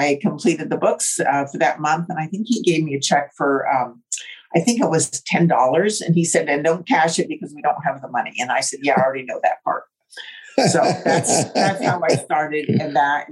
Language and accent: English; New Jersey, United States; now in Southern California, United States; I grew up in New Jersey